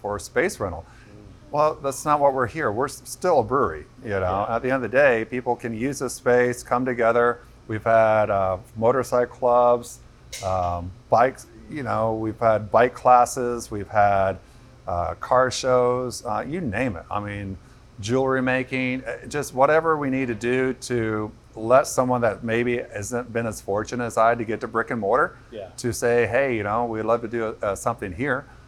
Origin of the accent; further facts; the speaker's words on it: Indiana, United States; moved away; I'm from Indiana.